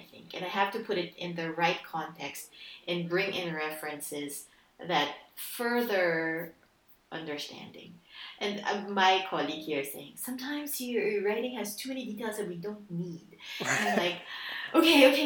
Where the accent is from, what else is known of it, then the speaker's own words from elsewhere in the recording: Philippines; moved away; I grew up in the Philippines